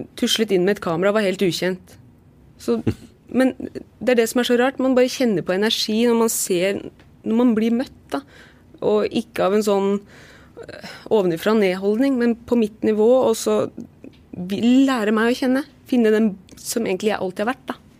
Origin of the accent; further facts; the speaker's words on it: Lillestrøm, Akershus, Norway; i Lillestrøm, for det er der jeg er fra